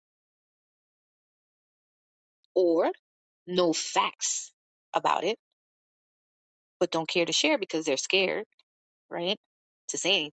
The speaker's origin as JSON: {"language": "English", "town": "New York City", "region": "New York", "country": "United States", "said": "I'm from New York City. We don't talk to anyone."}